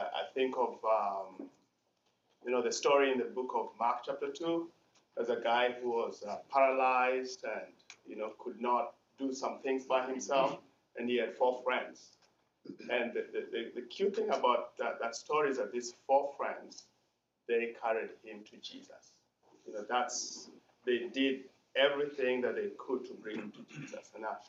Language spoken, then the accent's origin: English; Kenya; moved away as an adult; now in United States; I'm from Kenya, been in the U.S. for about 6 to 7 years. So navigating this culture, which is very different from my culture